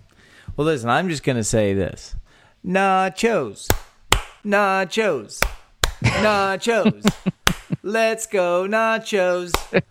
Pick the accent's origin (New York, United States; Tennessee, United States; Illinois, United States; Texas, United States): Texas, United States; three friends born and raised in the Lone Star State share our views